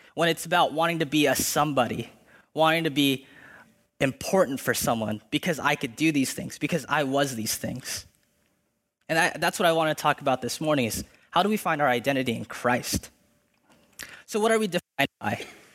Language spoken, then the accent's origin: English; Philippines; I'm Filipino, and the list could go on.